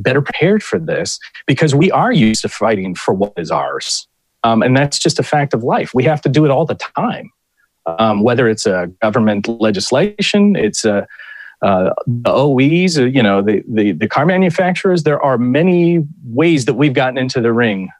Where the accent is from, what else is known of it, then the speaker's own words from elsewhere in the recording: Ohio, United States; In my own home state of Ohio